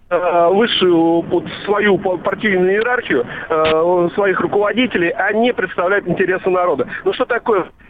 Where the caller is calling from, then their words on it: Vladimir, Vladimir Oblast, Russia; Э, из Владимира.